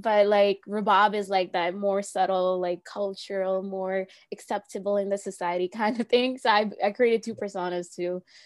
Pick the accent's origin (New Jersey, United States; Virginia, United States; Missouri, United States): New Jersey, United States; I'm from New Jersey